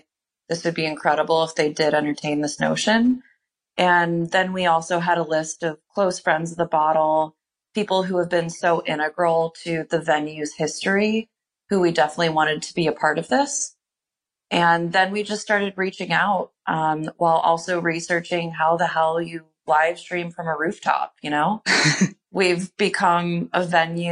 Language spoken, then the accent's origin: English; Indiana, United States; now in Chicago, United States; I've only lived in Chicago, aside from growing up in Indiana